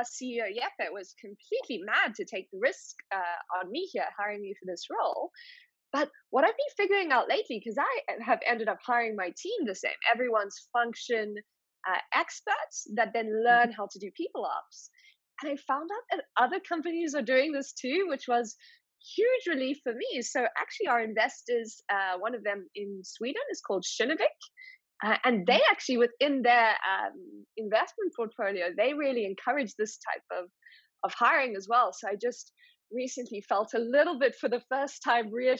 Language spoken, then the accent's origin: English; South Africa; moved away as an adult; also born or lived in Nordics; I come from South Africa with 11 official languages